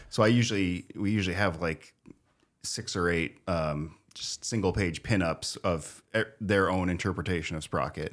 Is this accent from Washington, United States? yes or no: yes; Spokane, Washington, United States; born or raised there; also born or lived in Wichita, Kansas